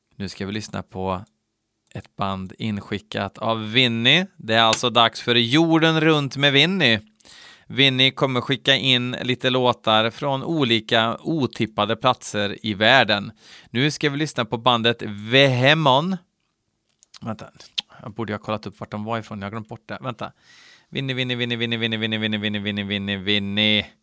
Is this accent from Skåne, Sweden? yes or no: no; Värmland, Sweden; i Värmland, där jag kommer ifrån.